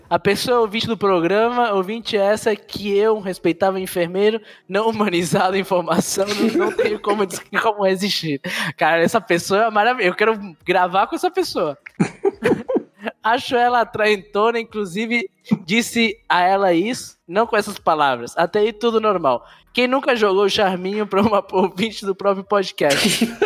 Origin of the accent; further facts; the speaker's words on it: Rio de Janeiro, Brazil; Sou carioca e faço parte.